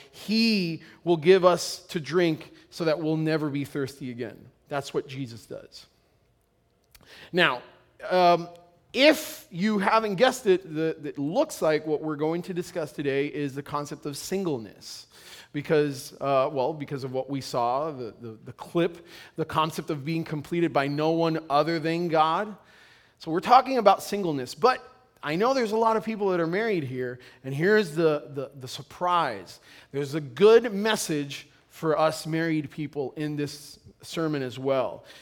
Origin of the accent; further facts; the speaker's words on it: Puerto Rico; moved away; I come from Puerto Rico, and in Puerto Rico, it's a big deal if you're not married